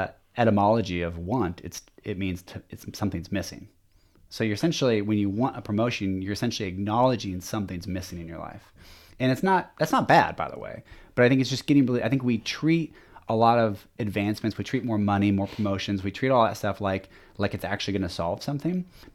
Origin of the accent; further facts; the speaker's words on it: Lynnwood, Washington, United States; also born or lived in Shoreline; but now I was born in Shoreline, Washington. And then we moved, up to Linwood. And then, from there I went to college and PLU, and, I know I'm skipping around quite a bit, but my entire life has been in Washington.